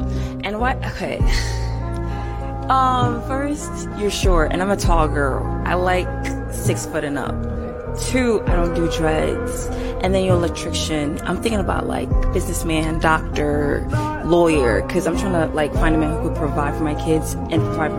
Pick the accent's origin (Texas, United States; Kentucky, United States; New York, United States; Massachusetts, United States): New York, United States; I'm from New York.